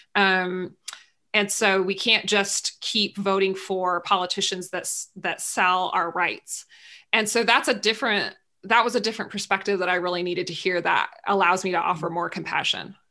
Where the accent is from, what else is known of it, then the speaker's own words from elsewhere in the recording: San Luis Obispo, California, United States; in my hometown where i live now in san luis obispo california